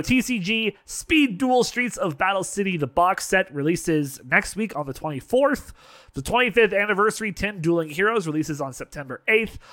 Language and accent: English; Canada; being Canadian